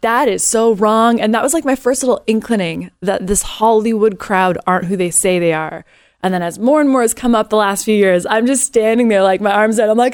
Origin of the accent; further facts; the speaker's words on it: Canada; also born or lived in Los Angeles; now in United States; I am a Canadian that has taken on this country as my own